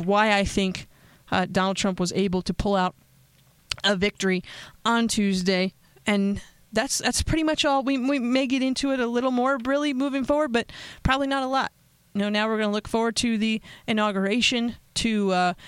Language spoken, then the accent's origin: English; Pennsylvania, United States; my home state